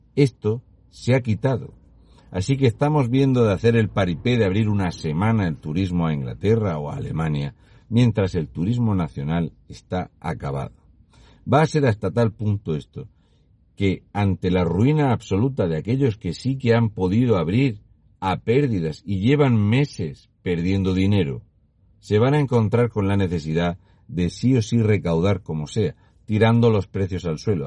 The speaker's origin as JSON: {"language": "Spanish", "region": "Region of Murcia", "country": "Spain", "said": "un murciano encabronado. Y una vez que estoy de vuelta en Murcia"}